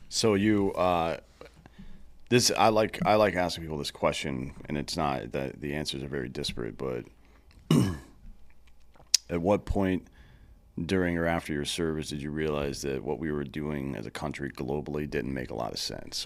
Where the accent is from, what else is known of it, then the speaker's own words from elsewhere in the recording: Southeast, United States; I'm from the Southeast